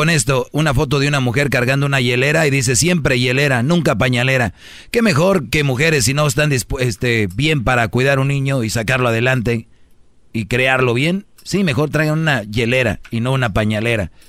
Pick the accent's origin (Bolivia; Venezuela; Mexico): Mexico; Jiquilpan, Michoacán; en, mi pueblo, allá en Jiquilpanchoco en diciembre, eh, vas toda la plaza y de repente hay muchos niños pidiendo dinero.